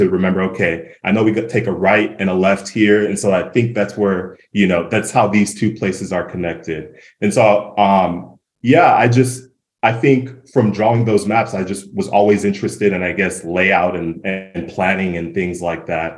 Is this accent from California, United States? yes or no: yes; Yucca Valley, California, United States; also born or lived in Los Angeles; I grew up in Yucca Valley